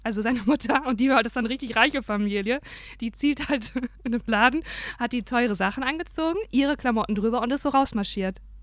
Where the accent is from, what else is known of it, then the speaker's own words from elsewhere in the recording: Dinslaken, North Rhine-Westphalia, Germany; also born or lived in Aachen; Ich bin ja in Hiesfeld aufgewachsen, ne? Aber ich bin in Aachen geboren